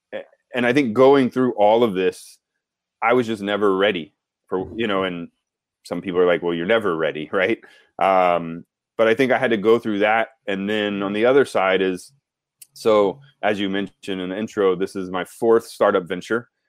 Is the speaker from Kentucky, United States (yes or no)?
no; Southeast Texas, United States; moved away as an adult; also born or lived in Baton Rouge, Louisiana; now in New York, United States; I grew up in Southeast Texas.